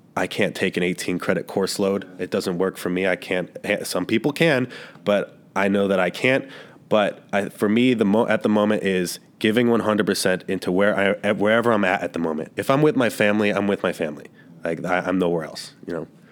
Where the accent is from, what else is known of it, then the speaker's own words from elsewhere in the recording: Cleveland, Ohio, United States; moved away; I'm from Cleveland, Ohio